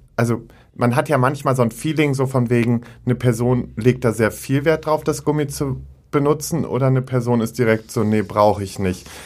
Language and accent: German; Münster, North Rhine-Westphalia, Germany; moved away; Münster, meine alte Heimat, und es ist so ein bisschen nach Hause kommen.